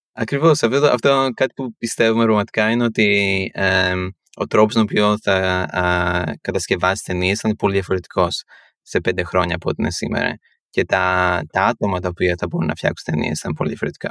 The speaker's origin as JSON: {"language": "Greek", "town": "Athens", "region": "Attica", "country": "Greece", "tie": "born or raised there", "moved": "as an adult", "lives_now": "New York, United States", "said": "γεννήθηκα στην Ελλάδα, πέρασα τα 18 χρόνια πρώτη ζωή μου στην Αθήνα, μεγάλωσα"}